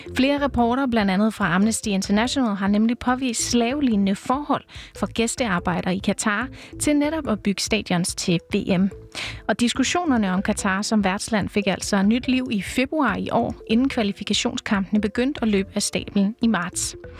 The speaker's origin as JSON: {"language": "Danish", "town": "Brøndby", "region": "Capital Region of Denmark", "country": "Denmark", "tie": "born or raised there", "said": "jeg er født og opvokset i Brøndby"}